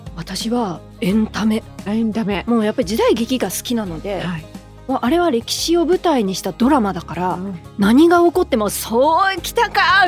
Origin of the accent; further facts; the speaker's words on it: Tokyo, Japan; 東京出身